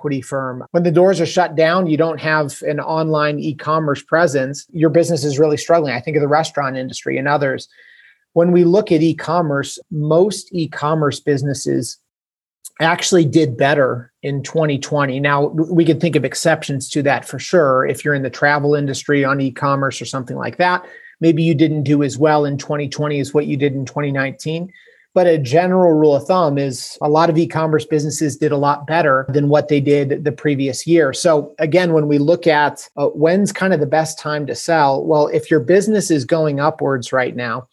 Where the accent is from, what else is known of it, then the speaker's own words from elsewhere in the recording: Canton, Ohio, United States; I am from Canton, Ohio, which is about an hour south of Cleveland